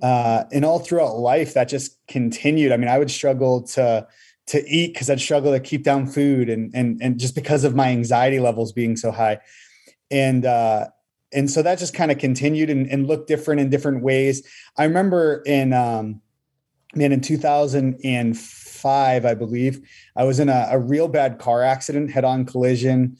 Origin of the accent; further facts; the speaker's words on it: Massachusetts, United States; moved away as an adult; now in Bolivia; I actually was born and raised in Massachusetts.